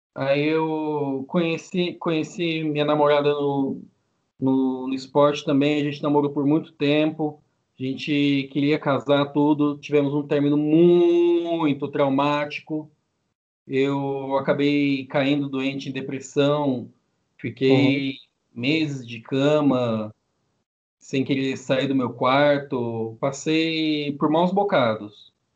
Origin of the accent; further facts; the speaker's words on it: São José dos Campos, São Paulo, Brazil; eu sou de São José dos Campos, pertinho da capital de São Paulo, terra do avião